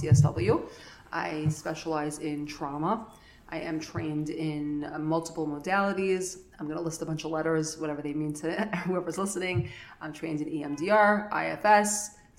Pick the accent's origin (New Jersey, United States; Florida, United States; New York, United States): New York, United States; New York City; I grew up in Flatbush, lived here my whole life